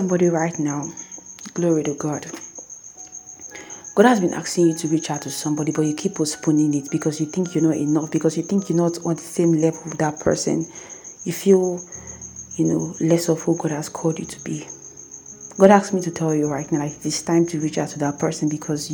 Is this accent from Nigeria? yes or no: yes; Nigeria; I am a Nigerian